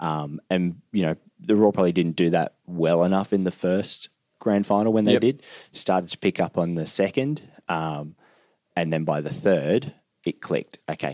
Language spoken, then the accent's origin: English; Queensland, Australia; So I'm from North Queensland.